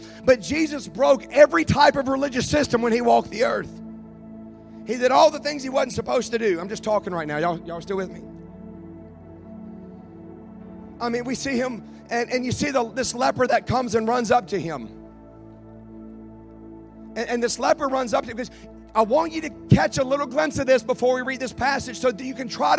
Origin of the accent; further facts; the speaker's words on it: Baton Rouge, Louisiana, United States; Now, I'm from Baton Rouge. I am Cajun. I don't sound like it.